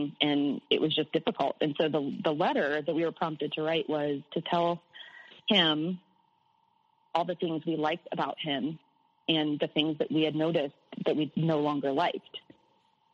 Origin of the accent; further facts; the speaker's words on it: Midwest, United States; I was born in the Midwest in the U.S. and surrounded by corn